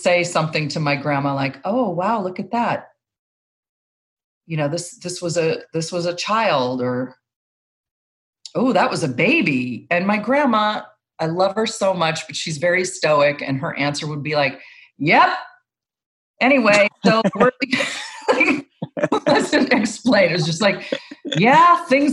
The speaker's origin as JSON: {"language": "English", "town": "Long Beach", "region": "California", "country": "United States", "tie": "born or raised there", "said": "I grew up in Long Beach."}